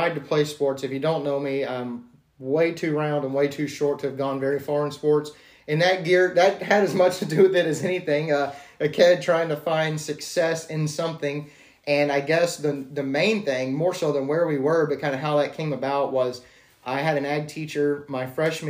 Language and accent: English; Iola, Texas, United States; I ended up going, as far as school goes, to six different schools before the fifth grade, and then went from fifth grade on to Iola